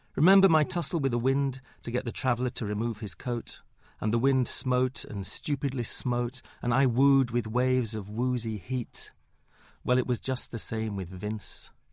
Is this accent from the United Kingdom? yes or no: yes; Huddersfield, Yorkshire and the Humber, United Kingdom; now in London, United Kingdom; I grew up in Huddersfield